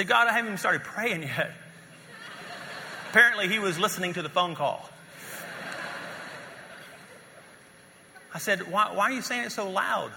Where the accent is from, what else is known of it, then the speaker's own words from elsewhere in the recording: North Louisiana, United States; moved away as an adult; also born or lived in West Texas / Dallas, Fort Worth; now in Colorado, United States; we're from North Louisiana